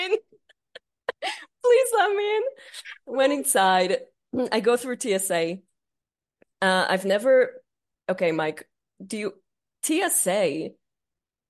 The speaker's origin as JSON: {"language": "English", "country": "Israel", "second_language": "English", "said": "I'm from Israel"}